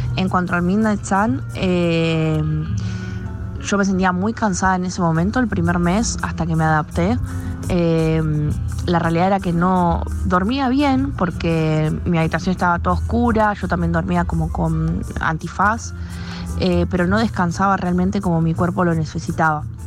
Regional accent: Buenos Aires, Argentina; moved away as an adult; also born or lived in Denmark; now in Tromsø, Norway; soy de Argentina, eh, más específicamente de Buenos Aires

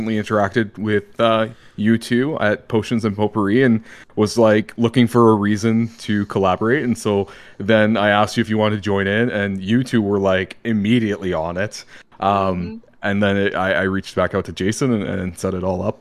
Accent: Canada; I'm Canadian

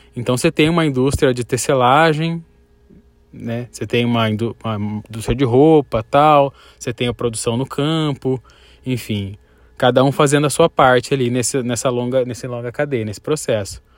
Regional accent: Cuiabá, Mato Grosso, Brazil; A gente vem de Cuiabá

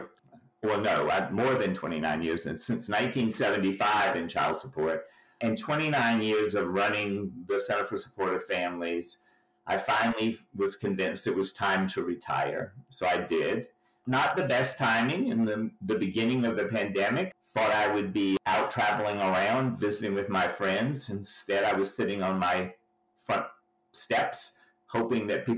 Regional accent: Walterboro, South Carolina, United States; moved away; I hail from Walterboro, South Carolina

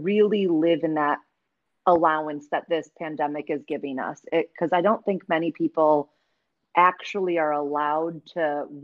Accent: Wisconsin, United States; now in Chicago, United States; I grew up in Wisconsin

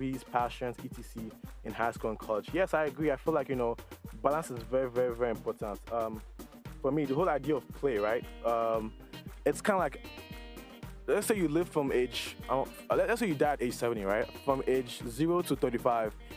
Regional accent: Nigeria; moved away; growing up in Nigeria

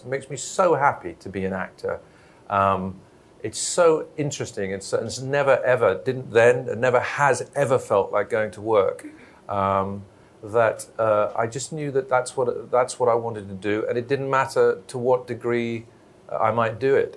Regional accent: Belfast, Northern Ireland, United Kingdom; moved away; also born or lived in London; back in my hometown of Belfast

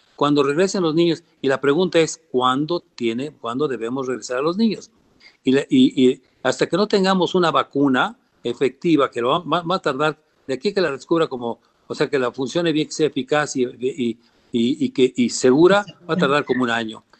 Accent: Mexico; moved away; yo amo a este país como, como, como buen mexicano

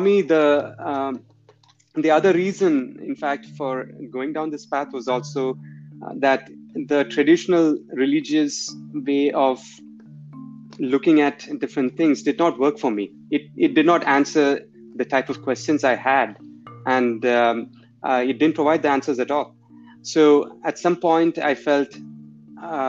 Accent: India; moved away; growing up in India at that time

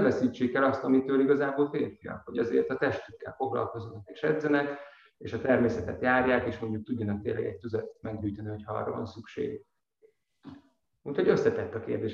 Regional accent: Nógrád, Hungary; én is vidékről származom, Nógrád megyéből

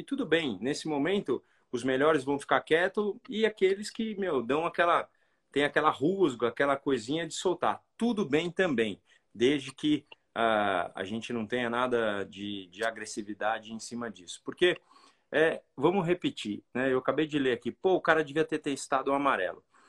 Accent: Brazil; nós somos brasileiros

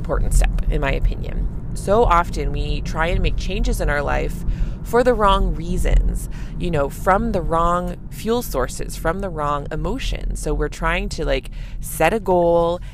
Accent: Canada; I'm a Canadian family physician

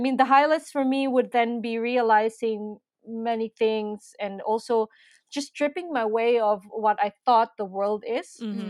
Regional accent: Philippines; now in Berlin, Germany; I'm from the Philippines.

